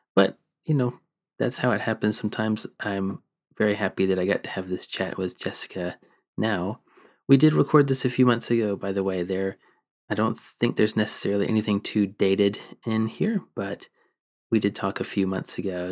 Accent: Georgia, United States; also born or lived in Kentucky; now in England, United Kingdom; I also grew up in the Southeast. I grew up in Georgia

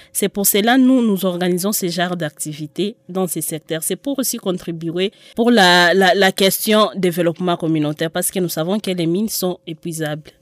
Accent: DR Congo; nous, en tant que Congolais

